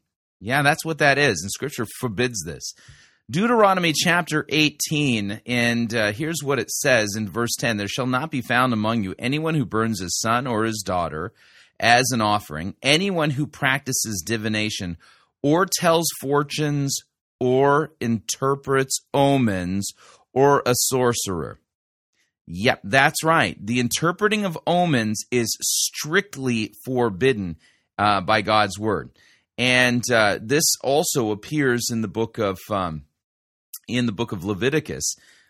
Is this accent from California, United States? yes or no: yes; California, United States; now in North Dakota, United States; I mean, I grew up in Southern California, and I live in North Dakota.